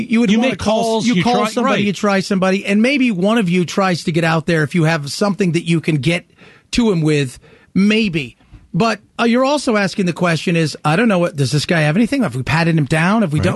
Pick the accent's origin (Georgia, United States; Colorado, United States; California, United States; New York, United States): California, United States; Southern; as a kid growing up in Southern California